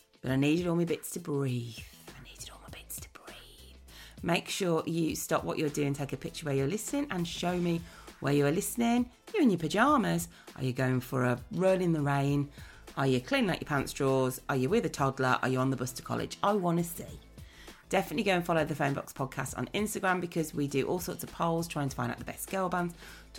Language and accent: English; Birmingham, West Midlands, United Kingdom; accent: Brummie; I'm the Brummie accent